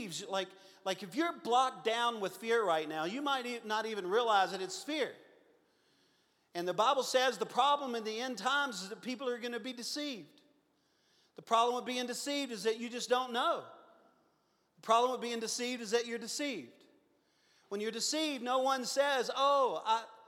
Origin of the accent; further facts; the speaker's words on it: Louisiana, United States; I'm from Louisiana.